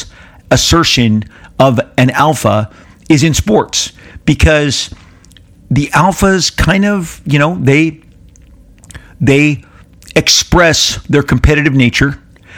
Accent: Southern California, United States; I'm born and raised in Southern California my entire life, 56 years spent here on the soil of Southern California.

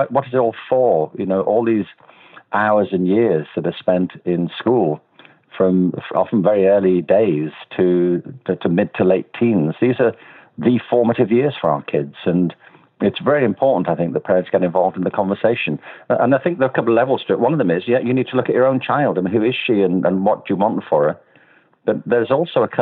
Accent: Liverpool, North West England, United Kingdom; I'm from Liverpool

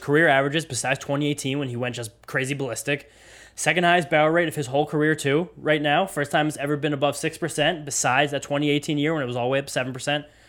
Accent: New Jersey, United States; also born or lived in Columbus; now in Brooklyn, United States; we grew up in Jersey, big diner state

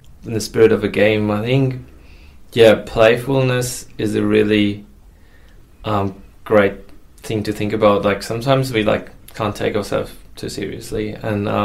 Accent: Germany; moved away; also born or lived in United States; I'm originally from Germany, and I went on a high school exchange to America

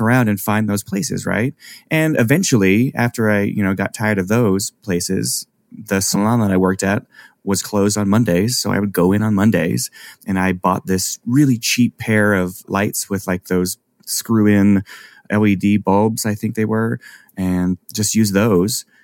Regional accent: Arkansas, United States; moved away as an adult; also born or lived in Chicago; I grew up in Arkansas. I went to university in Arkansas

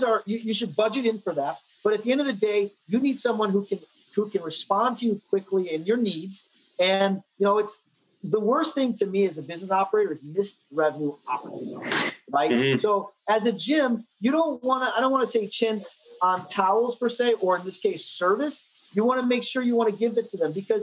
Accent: New Jersey, United States; also born or lived in New York City; I grew up in New Jersey

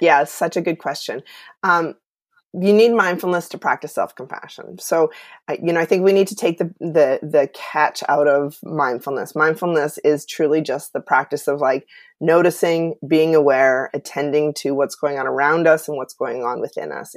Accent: Canada; I'm from Canada

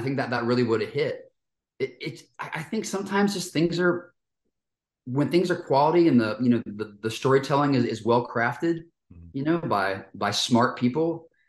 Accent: Fort Worth, Texas, United States; I grew up in Texas

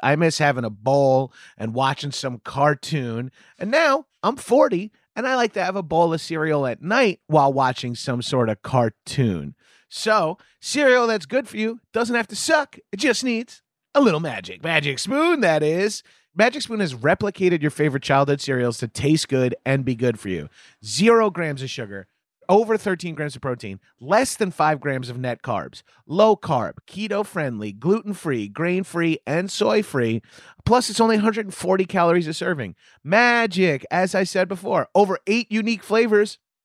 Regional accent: Long Island, New York, United States; become a Jones Beach lifeguard, the beach where I hung out growing up

